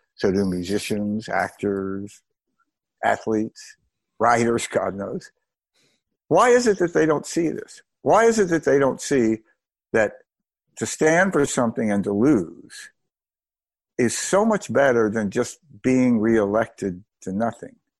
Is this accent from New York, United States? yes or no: no; Mississippi, United States; I grew up in Mississippi during the Mississippi burning days